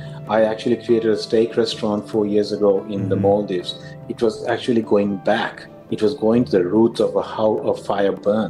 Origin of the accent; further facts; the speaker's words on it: Tokyo, Japan; born there; also born or lived in Sri Lanka; I was born in Tokyo. I lived in Sri Lanka in the 70s, going up and down.